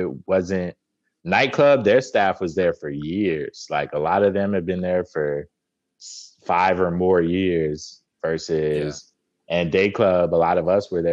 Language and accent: English; Las Vegas, Nevada, United States; also born or lived in Watertown, New York; So most of my family is from Vegas. I moved back when I was like 3. So it doesn't really count. Okay. So yeah, I'm from Vegas